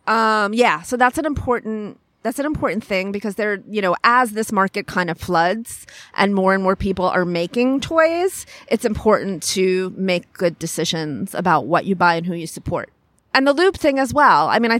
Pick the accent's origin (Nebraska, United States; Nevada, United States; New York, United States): New York, United States; I grew up on Long Island by the beach. I thank God, because the only decent thing about Long Island, the only reason it's an okay place to live.